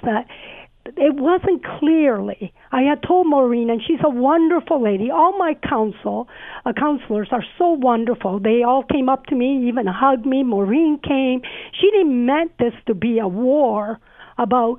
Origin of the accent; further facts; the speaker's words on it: Sicily, Italy; moved away; I was born in Sicily, and I don't come from a privileged background. My parents immigrated